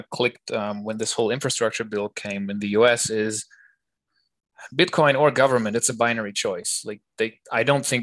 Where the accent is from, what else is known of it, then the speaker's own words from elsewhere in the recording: Germany; now in Switzerland; I grew up in Germany